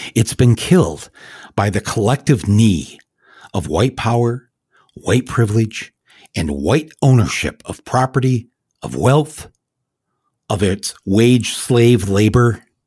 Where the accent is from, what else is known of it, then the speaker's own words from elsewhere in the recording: United States; we are Americans